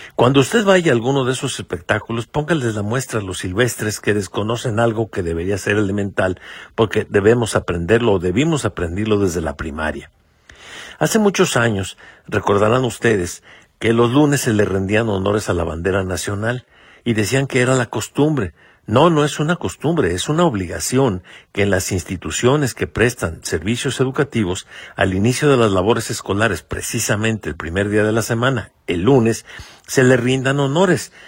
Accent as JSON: {"language": "Spanish", "country": "Mexico", "said": "como mexicanos"}